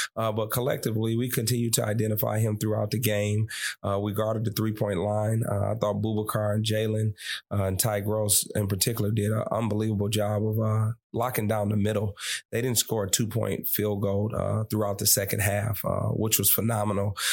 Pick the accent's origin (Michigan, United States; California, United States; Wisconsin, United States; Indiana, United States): Michigan, United States; Detroit; from my hometown